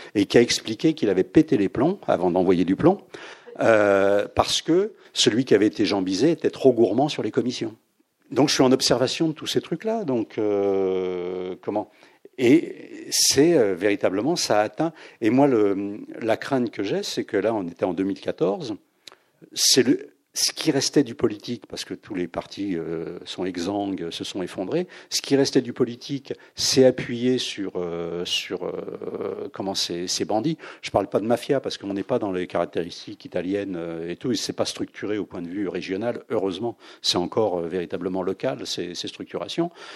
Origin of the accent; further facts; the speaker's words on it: Saint-Denis, Île-de-France, France; Saint-Denis c'est votre ville natale